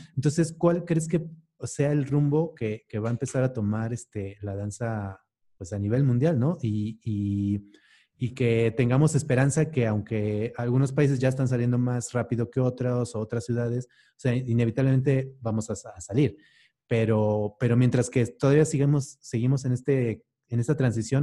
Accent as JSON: {"language": "Spanish", "country": "Mexico", "said": "nosotros como mexicanos"}